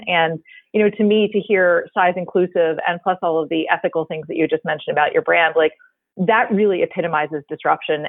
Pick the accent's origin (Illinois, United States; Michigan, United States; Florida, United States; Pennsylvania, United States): Pennsylvania, United States; Philadelphia; two ladies from the Philadelphia area, born and raised-ish